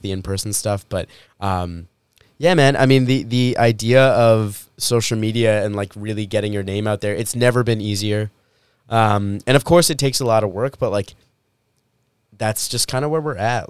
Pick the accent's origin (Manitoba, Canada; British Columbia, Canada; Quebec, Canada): Manitoba, Canada; Winnipeg; I was born in Winnipeg.